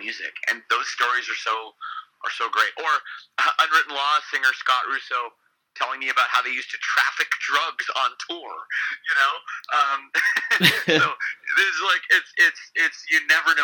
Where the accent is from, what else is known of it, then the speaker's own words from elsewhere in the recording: Canada; growing up in Canada